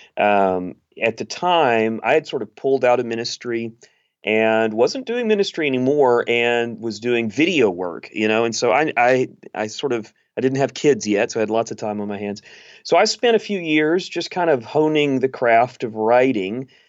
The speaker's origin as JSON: {"language": "English", "region": "East Texas", "country": "United States", "tie": "born or raised there", "said": "I grew up in East Texas"}